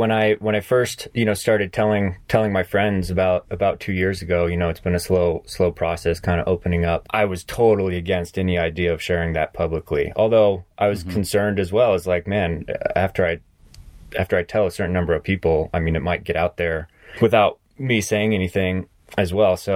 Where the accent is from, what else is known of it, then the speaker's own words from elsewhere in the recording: South Carolina, United States; also born or lived in Tennessee / New England; I grew up on the East Coast. I grew up um, I was born in Tennessee and I, I grew up in various states in, in New England and then and then uh, moved to, to South Carolina and spent a lot of time in the south southeast for, for middle school and high school